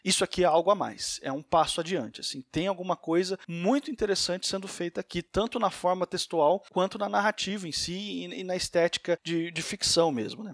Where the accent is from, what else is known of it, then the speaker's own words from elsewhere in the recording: Brazil; nós dois somos brasileiros